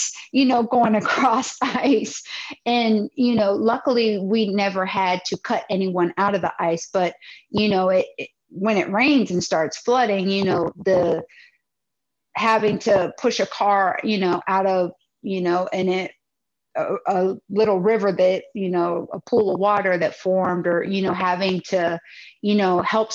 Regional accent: Wooster, Ohio, United States; moved away as an adult; also born or lived in Virginia / Washington, DC metro area; now in Dallas, United States; I'm a Midwesterner. I come from Ohio. I'm originally from Worcester, Ohio.

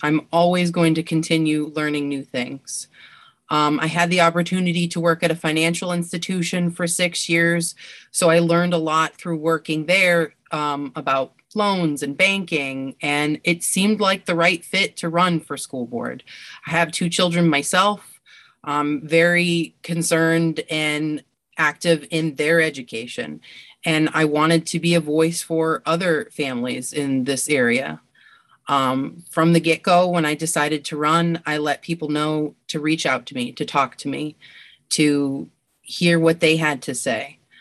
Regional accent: Fairview, Pennsylvania, United States; now in Erie, United States; I grew up in Fairview, that's where I went to school

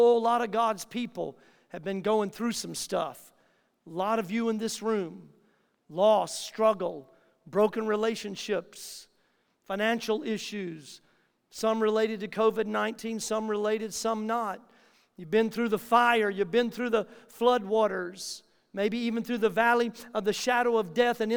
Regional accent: the South, United States; I grew up in the South hearing phrases like this from just good old Southern folk that I grew up around.

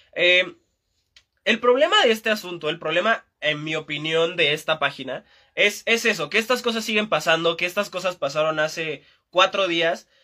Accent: Mexico; Estamos muy atrasados en, en México

